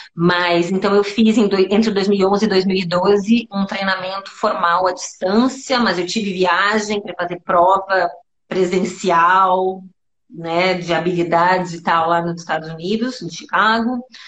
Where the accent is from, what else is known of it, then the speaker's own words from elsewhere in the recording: Santo Ângelo, Rio Grande do Sul, Brazil; eu cresci boa parte da minha infância em Santo Ângelo, que é nas missões jesuíticas no interior do estado, no Pampa Gaúcho